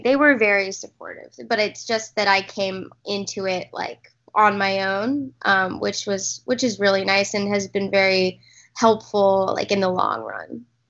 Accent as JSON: {"language": "English", "region": "Texas", "country": "United States", "tie": "born or raised there", "said": "I grew up in in Texas"}